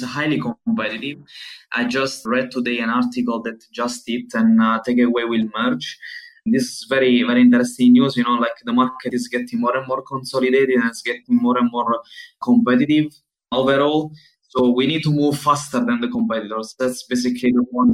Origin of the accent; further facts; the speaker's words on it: Southern Italy, Italy; moved away as an adult; now in Berlin, Germany; I am from Italy, coming from the southern part of Italy at the moment, and living in Berlin since almost 8 years